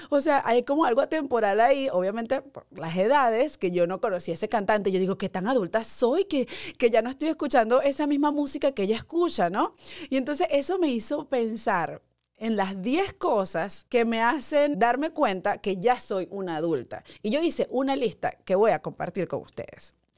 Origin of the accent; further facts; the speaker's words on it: Guárico, Venezuela; moved away as an adult; now in United States; allá en mi pueblo guárico